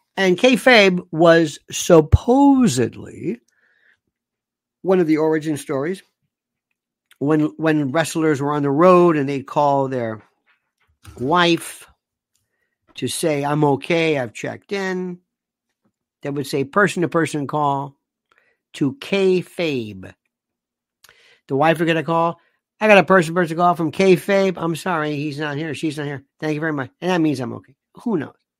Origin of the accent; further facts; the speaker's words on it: Florida, United States; I'm from the South. I'm from Florida